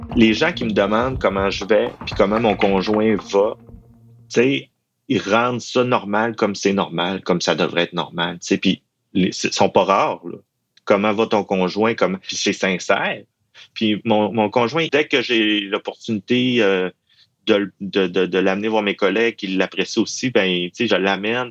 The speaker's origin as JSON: {"language": "French", "region": "Quebec", "country": "Canada", "accent": "Saguenay-Lac-Saint-Jean", "said": "j'ai un accent du Saguenay-Lac-Saint-Jean"}